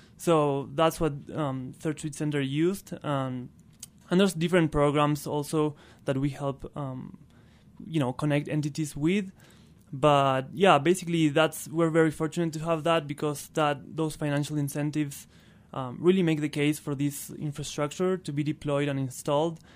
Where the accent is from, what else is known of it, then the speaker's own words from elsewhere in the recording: northern Patagonia, Argentina; first language Spanish; English is a second language; moved away as an adult; also born or lived in Buenos Aires; I'm originally from Argentina. I was born and raised there in northern Patagonia